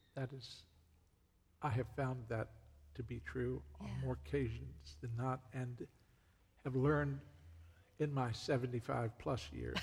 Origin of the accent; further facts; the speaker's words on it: Virginia, United States; moved away as an adult; also born or lived in North Carolina; I'm originally from Virginia, mm. and that's where I lived for 42 years approximately